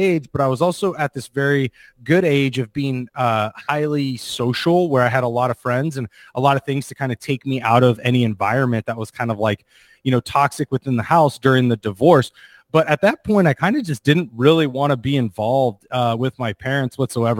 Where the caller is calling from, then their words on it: Charleston, South Carolina, United States; I'm in Charleston, South Carolina. So we're a little behind you, correct?